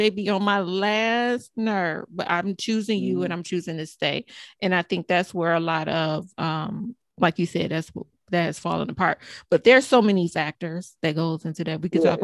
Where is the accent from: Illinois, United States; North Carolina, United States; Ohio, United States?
Ohio, United States; Cleveland; now in Detroit, United States; I'm in Detroit, right? But I'm originally from Cleveland. I'm a Buckeye girl